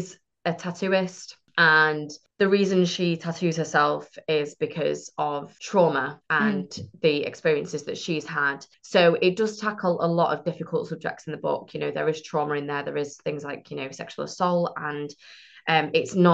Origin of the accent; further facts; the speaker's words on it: Manchester, North West England, United Kingdom; I'm from Manchester